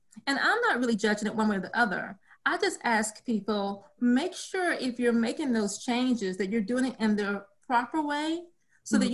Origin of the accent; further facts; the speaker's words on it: rural Texas, United States; I am originally from a small community that is literally down a dirt road to another dirt road deep in rural Texas